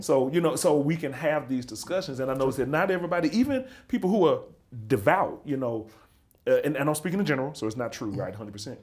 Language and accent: English; Birmingham, Alabama, United States; moved away as an adult; I'm from Birmingham, Alabama